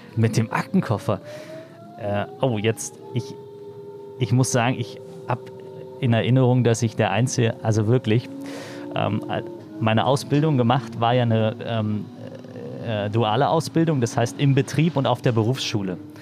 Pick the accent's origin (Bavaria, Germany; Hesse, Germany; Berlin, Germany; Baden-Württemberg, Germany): Berlin, Germany; Ich bin im Osten äh, groß geworden, bin in Berlin aufgewachsen, in Marzahn-Hellersdorf